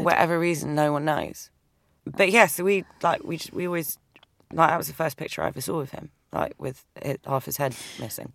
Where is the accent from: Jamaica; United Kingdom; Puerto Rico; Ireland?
United Kingdom; London; accent: English; moved away as an adult; now in New York, United States; I grew up in London. I'm, I'm, I was born in London, but my parents migrated from, from Cyprus, their Turkish Cypriot